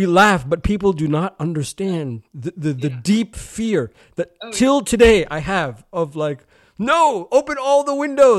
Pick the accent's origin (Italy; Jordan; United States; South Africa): United States; now in United Kingdom; Which as an American, I thought was very strange. I was like, but you're in England.